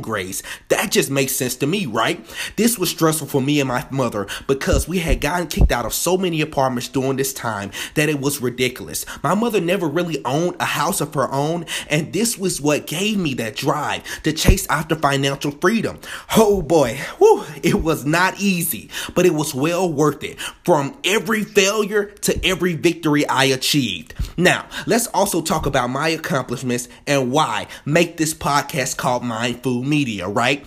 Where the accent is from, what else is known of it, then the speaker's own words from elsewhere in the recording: Birmingham, Alabama, United States; I'm from Birmingham, Alabama, freshly born and raised